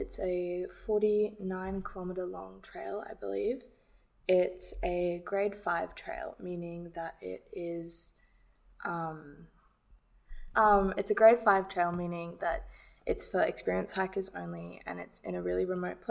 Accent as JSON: {"language": "English", "region": "London", "country": "United Kingdom", "tie": "born or raised there", "said": "I grew up in London"}